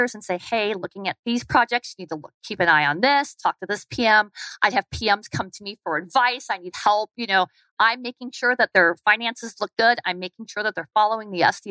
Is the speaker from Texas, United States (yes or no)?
no; Arizona, United States; moved away as an adult; also born or lived in Atlanta, Georgia; I wanted to come back to Arizona. So I took a virtual position and they said, you can live anywhere. So I came back to my home state